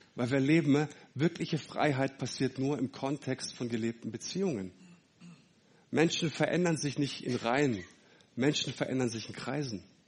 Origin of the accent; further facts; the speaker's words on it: Leonberg, Baden-Württemberg, Germany; also born or lived in Fellbach; Ich komme aus Fellbach bei Stuttgart, ähm, äh, aus, aus Leonberg. Fellbach war ich jahrelang.